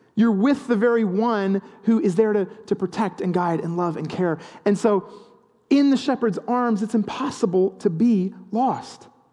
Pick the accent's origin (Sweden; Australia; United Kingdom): United Kingdom; the English countryside, England; growing up in the English countryside, there are a lot of sheep